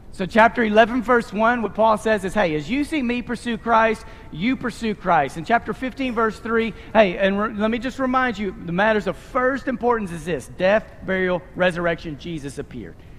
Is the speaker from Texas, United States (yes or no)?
yes; Abilene, Texas, United States; moved away; We're Abilenians from Texas